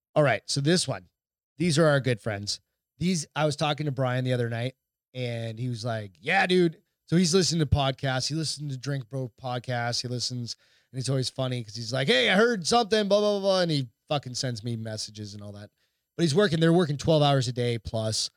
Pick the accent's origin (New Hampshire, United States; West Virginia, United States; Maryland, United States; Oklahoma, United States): New Hampshire, United States; Hampton; my hometown, which is very small. Hampton, New Hampshire's really small